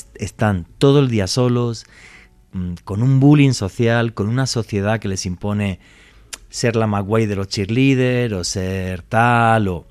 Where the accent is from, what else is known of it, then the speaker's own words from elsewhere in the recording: Spain; now in Colombia; Yo como europeo